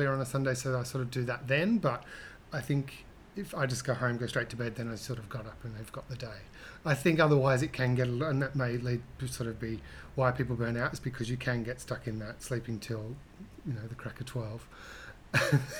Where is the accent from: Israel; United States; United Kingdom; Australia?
Australia; Hobart, Tasmania; I grew up in Hobart, Tasmania.